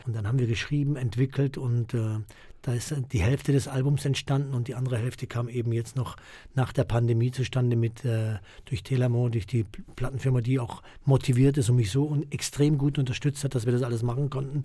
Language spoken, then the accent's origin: German; Germany; wir hier, die hier aufgewachsen sind in Deutschland